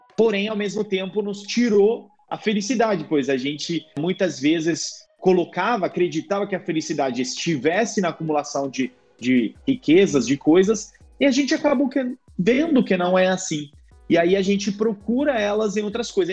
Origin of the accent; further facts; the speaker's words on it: Italy; Portuguese is a second language; moved away as an adult; also born or lived in United States / Rio de Janeiro, Brazil; now in Brazil; Eu volto para Itália e o pessoal diz nossa, como você fala bem italiano, né? Achando que eu sou brasileiro.